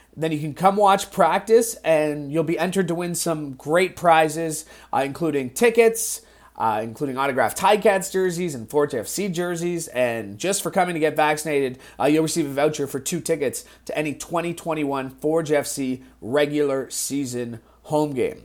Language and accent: English; Niagara, Ontario, Canada; growing up in Niagara